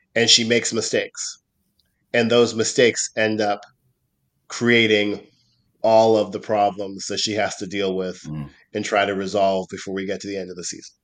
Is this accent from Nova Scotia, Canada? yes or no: yes; Nova Scotia, Canada; when I was growing up in Nova Scotia